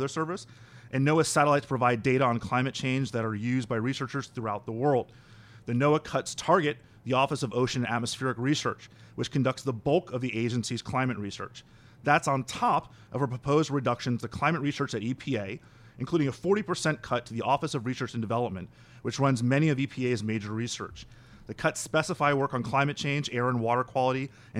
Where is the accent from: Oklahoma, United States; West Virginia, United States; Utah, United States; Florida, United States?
Florida, United States; Miami; I'm from Miami. I was 16 years old when Hurricane Andrew hit Miami and just completely destroyed everything I knew and grew up understanding.